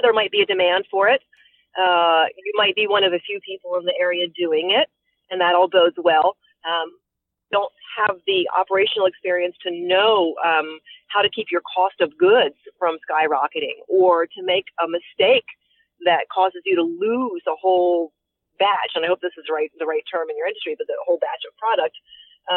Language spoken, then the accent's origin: English; Frederick, Maryland, United States; Frederick County, Maryland, which is which is my hometown, is Frederick City